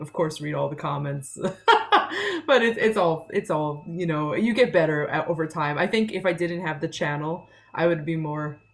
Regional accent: Long Island, New York, United States; now in Sweden

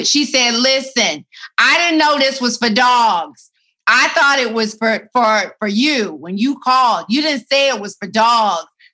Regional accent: Atlanta, Georgia, United States; moved away; I'm in Atlanta. Yes, and you know I love my hometown, love it so much

